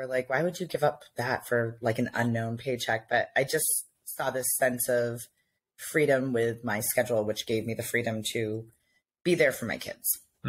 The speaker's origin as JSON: {"language": "English", "town": "Portland", "region": "Maine", "country": "United States", "said": "I'm from Portland."}